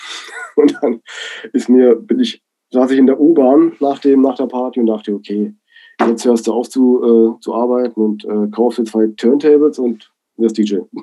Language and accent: German; Black Forest, Baden-Württemberg, Germany; moved away as an adult; also born or lived in Berlin; Ich bin ja gebürtiger Schwarzwälder, ja, im Dorf aufgewachsen